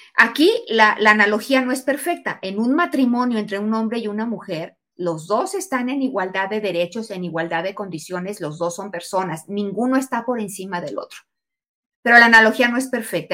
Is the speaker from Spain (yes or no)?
no; Mexico; also born or lived in Aguascalientes, Mexico; fui la única mexicana en la Comisión Internacional para los Futuros de la Educación